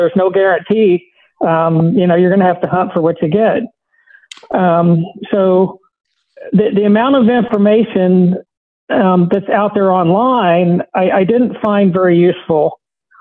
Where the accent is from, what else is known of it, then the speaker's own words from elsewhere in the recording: South Central Missouri, United States; growing up in South Central Missouri